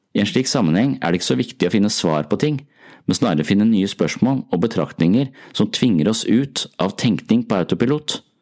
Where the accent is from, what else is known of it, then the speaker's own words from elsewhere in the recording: Tønsberg, Vestfold, Norway; Tønsberg er min hjemby